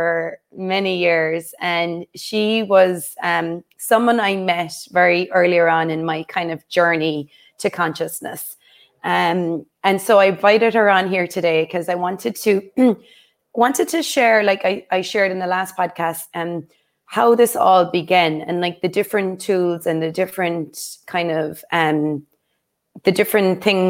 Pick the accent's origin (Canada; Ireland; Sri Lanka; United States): Ireland; Cork, Munster; We're both from Cork